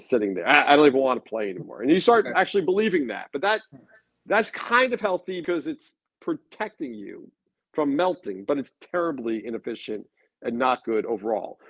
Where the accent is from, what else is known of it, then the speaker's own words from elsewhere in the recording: Long Beach, California, United States; where I grew up in Long Beach